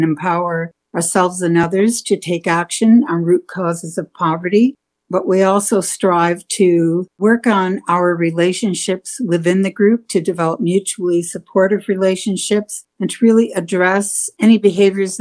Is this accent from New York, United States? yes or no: yes; upstate New York, United States; now in Calgary, Canada; I was born and raised on the traditional lands of the Onondaga Nation in upstate New York